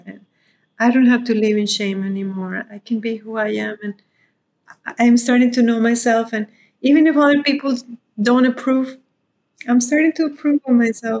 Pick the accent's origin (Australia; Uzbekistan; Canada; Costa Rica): Costa Rica; now in India; I wrote like a little autobiography when I came from Costa Rica to live in India.